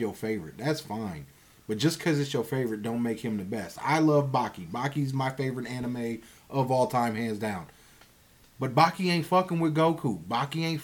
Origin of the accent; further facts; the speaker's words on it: United States; I am American